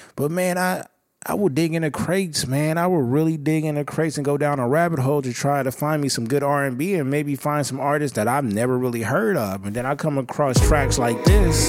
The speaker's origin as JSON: {"language": "English", "region": "West Coast", "country": "United States", "said": "I'm from the West Coast"}